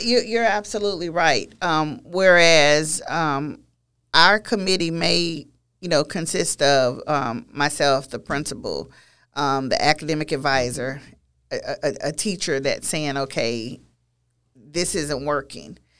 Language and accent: English; Beaumont, Texas, United States; a teaching position available, um, in my hometown. of, of, of Beaumont